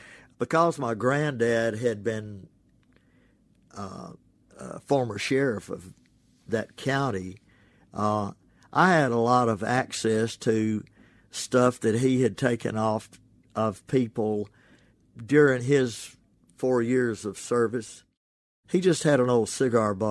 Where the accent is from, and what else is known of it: Ashland, Mississippi, United States; born or raised there; now in Oxford, United States